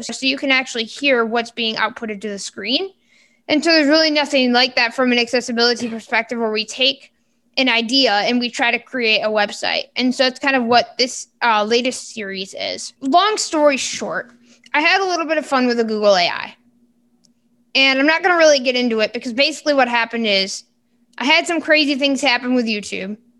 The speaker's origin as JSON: {"language": "English", "region": "Michigan", "country": "United States", "said": "I am from Michigan"}